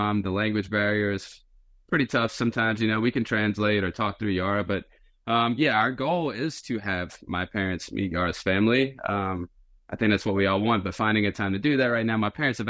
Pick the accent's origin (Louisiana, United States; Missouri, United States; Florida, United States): Louisiana, United States; outside New Orleans; small town, basically in the swamp outside of New Orleans